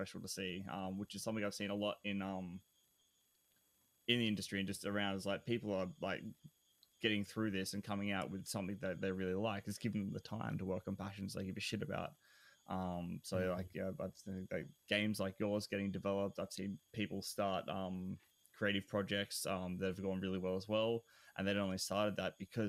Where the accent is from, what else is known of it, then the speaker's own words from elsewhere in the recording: Australia; I'm Australian.